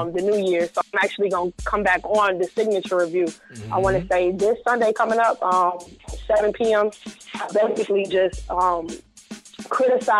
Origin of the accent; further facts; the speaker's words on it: Chicago, Illinois, United States; I'm from Chicago.